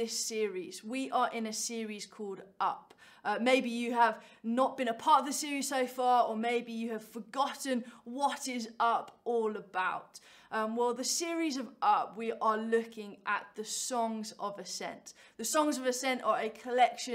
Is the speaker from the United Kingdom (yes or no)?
yes; Cambridge, East of England, United Kingdom; I am from Cambridge